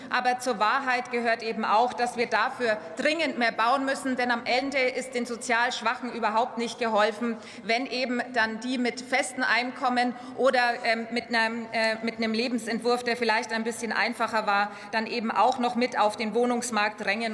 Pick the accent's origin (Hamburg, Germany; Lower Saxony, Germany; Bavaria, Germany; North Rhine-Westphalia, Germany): Bavaria, Germany; Upper Franconia; meiner Heimat Oberfranken gibt, im Landkreis Kronach